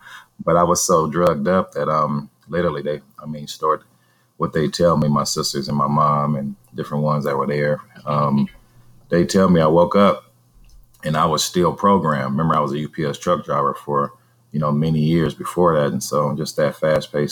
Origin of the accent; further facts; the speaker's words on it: Vallejo, California, United States; my hometown of Vallejo, California